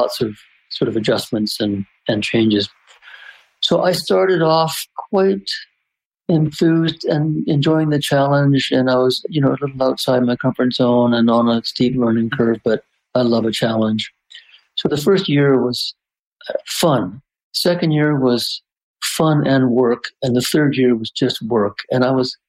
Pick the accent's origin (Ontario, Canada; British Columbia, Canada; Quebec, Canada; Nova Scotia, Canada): British Columbia, Canada; Vancouver; I'm from Vancouver.